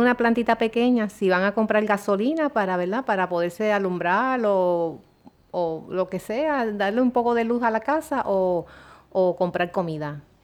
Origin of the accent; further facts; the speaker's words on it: San Juan, Puerto Rico; yo somos del área de San Juan